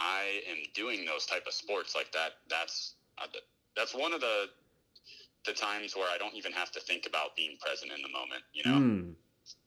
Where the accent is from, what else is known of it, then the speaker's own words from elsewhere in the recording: Pittsburgh, Pennsylvania, United States; also born or lived in Florida; I'm all East Coast. Originally from Pittsburgh, Pennsylvania. I was born in Florida, but I only really lived there for a year